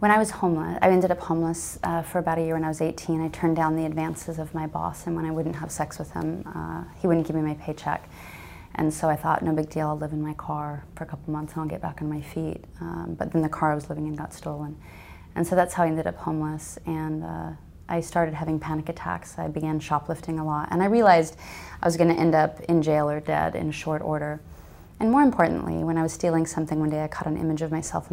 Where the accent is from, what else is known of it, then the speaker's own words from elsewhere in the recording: Alaska, United States; I'm from Alaska. My family were pioneers. I grew up on a homestead